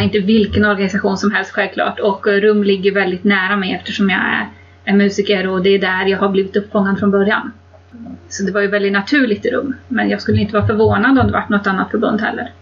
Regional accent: Kil, Värmland, Sweden; där jag är ifrån, från Värmland i Kil

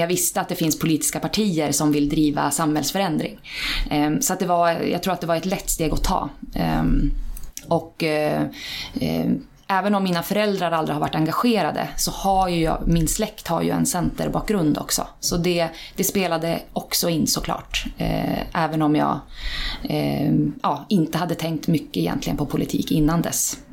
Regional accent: Iggesund, Gävleborg County, Sweden; now in Hallstahammar, Sweden; jag kommer från Iggesund, Hälsingland.

